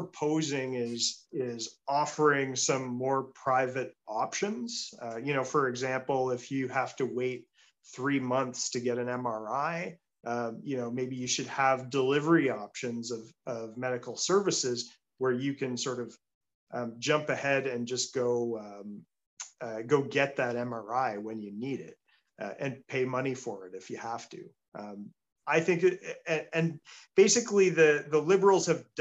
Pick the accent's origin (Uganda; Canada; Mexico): Canada; Peterborough, Ontario; my hometown of Peterborough